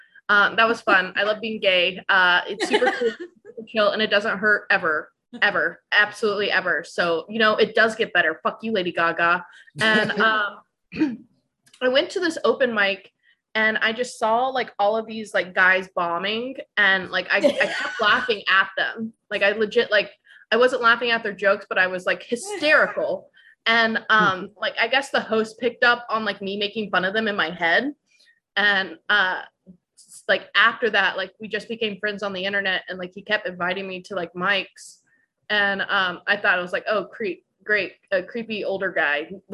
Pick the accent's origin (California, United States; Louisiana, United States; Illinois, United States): Louisiana, United States; New Orleans; Yeah, I'm from New Orleans. I was a military brat, so I've lived all over the country, but my whole family's from there, been there pretty much most of my life.